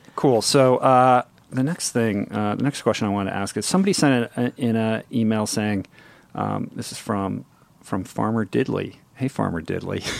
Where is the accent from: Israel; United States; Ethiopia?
United States; Washington, District of Columbia; moved away; I grew up in Washington, D C, inside the Beltway